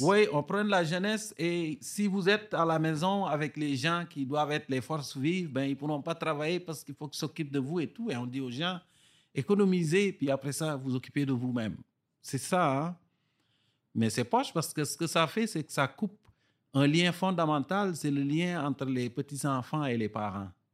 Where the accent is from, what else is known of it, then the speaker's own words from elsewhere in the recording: Bas-du-Fleuve, Quebec, Canada; accent: Gaspésien; les villages du bas du fleuve où j'ai grandi au Québec